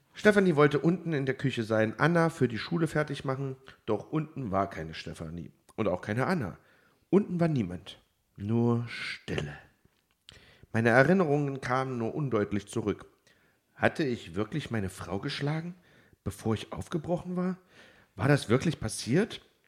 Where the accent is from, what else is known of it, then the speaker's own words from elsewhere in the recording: Germany; als Piefke